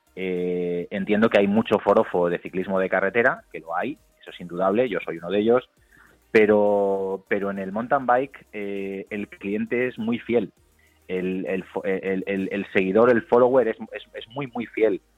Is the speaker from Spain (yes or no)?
yes; Galicia, Spain; soy gallego